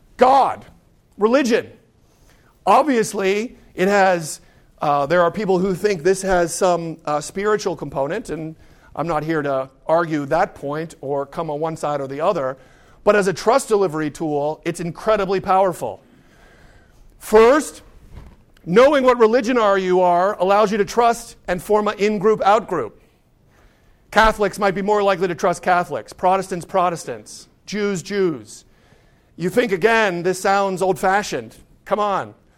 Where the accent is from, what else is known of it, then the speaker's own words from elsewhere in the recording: Pittsburgh, Pennsylvania, United States; growing up in Pittsburgh